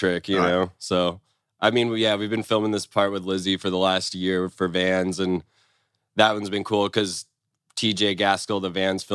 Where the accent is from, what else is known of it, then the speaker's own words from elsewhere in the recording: Orange County, California, United States; I grew up in Orange County